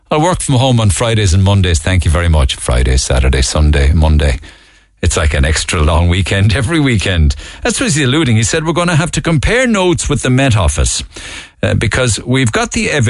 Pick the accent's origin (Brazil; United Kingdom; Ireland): Ireland; As an Irish person, it cuts me to the heart that we ever allowed this to happen.